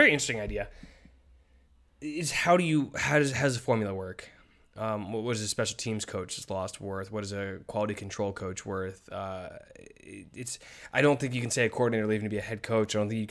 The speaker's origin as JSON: {"language": "English", "region": "Virginia", "country": "United States", "said": "I'm not from Maryland. I'm from Virginia."}